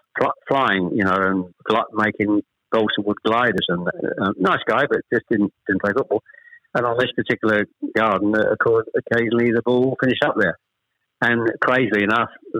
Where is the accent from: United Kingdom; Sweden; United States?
United Kingdom; Chelmsford, East of England; also born or lived in Ashton-under-Lyne; I was born in Ashton-under-Lyne. We actually moved south to Chelmsford when I was probably, I was the eldest of three, when I was probably about 7 or 8